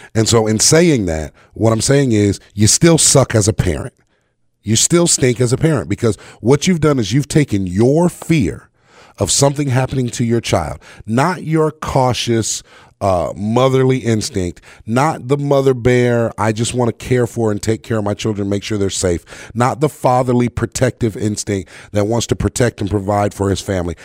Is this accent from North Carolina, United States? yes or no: yes; North Carolina, United States; I grew up in the South, in North Carolina